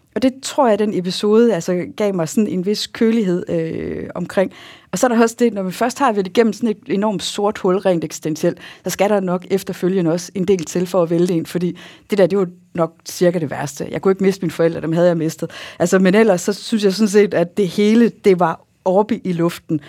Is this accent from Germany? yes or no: no; Jutland, Denmark; accent: Jutlandic; also born or lived in Bellevue; jeg er jo jyde